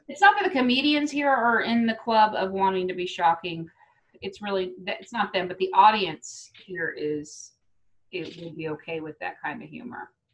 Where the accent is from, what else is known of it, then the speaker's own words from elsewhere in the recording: United States; also born or lived in Kansas, United States; I grew up in Texas and in Kansas